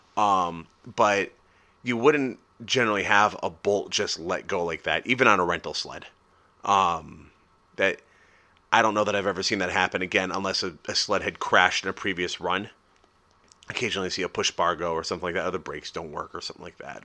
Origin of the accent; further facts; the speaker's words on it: United States; I'm American